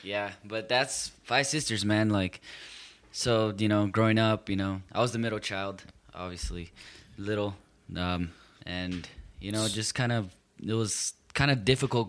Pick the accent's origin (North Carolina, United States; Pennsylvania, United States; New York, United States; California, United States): California, United States; Compton; So, you know, obviously, that's why I say I'm from Compton.